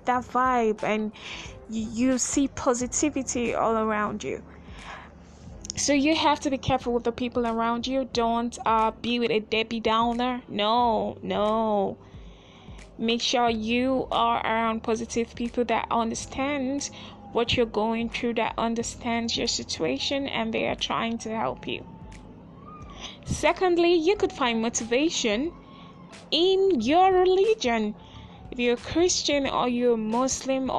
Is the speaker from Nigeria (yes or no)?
yes; Nigeria; I'm from Nigeria